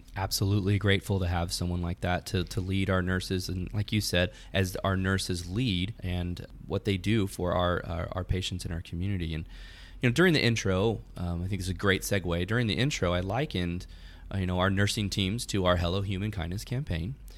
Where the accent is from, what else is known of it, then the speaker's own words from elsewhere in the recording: California, United States; moved away as an adult; now in Texas, United States; I'm originally from California, but even though I've lived here in Texas for about five years